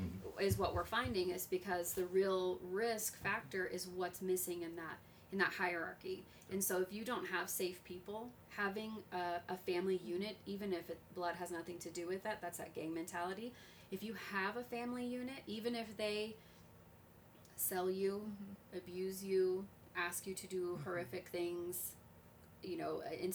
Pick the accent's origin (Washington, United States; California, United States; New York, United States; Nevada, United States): Nevada, United States; Las Vegas; I was raised in Vegas where gang mentality was a huge